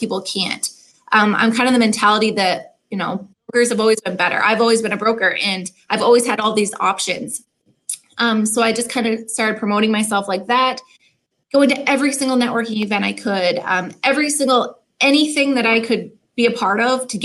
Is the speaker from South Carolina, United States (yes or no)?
no; Maine, United States; moved away as an adult; also born or lived in Virgin Islands; now in Portland, Maine, United States; I grew up in Maine. I'm from a little tiny island on the coast of Maine